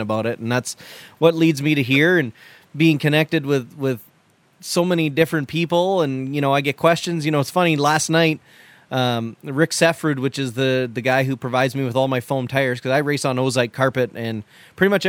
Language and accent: English; Canada; I'm Canadian